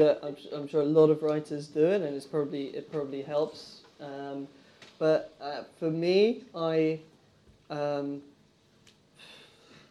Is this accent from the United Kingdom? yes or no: yes; England, United Kingdom; I was very much one of those English screenwriters. I think I'm very English in that respect